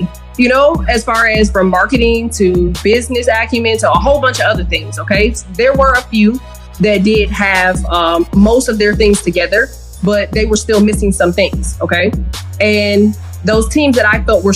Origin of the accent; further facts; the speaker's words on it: Michigan, United States; also born or lived in Louisiana; now in Illinois, United States; I was born in Michigan and my family is from Louisiana